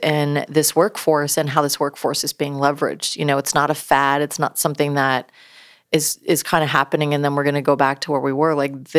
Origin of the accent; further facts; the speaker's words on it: upstate New York, United States; moved away; I grew up in New York, upstate New York, very blue collar, right?